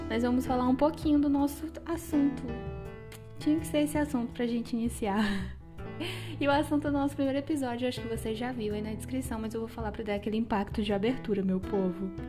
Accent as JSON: {"language": "Portuguese", "region": "Acre", "country": "Brazil", "moved": "as an adult", "lives_now": "Joinville, Brazil", "said": "eu sou acriana. Sim, eu sou do Acre, o Acre existe."}